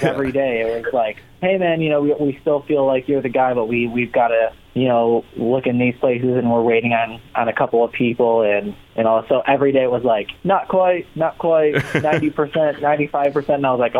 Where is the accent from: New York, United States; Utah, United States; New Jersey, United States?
New York, United States; Rochester; I grew up in Rochester, New York, which is nowhere near New York City. It's actually like 6 hours away from New York City. It's in between Buffalo and Syracuse